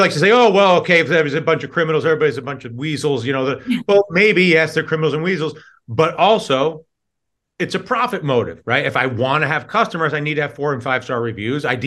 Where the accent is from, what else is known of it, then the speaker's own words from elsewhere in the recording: New York, United States; I'm from New York